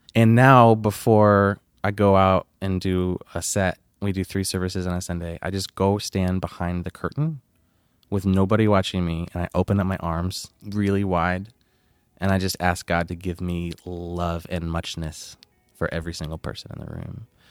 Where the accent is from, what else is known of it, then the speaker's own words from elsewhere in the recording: Flint, Michigan, United States; moved away as an adult; now in Texas, United States; I'm originally from Flint, Michigan. Uh, I moved to Texas when I was nineteen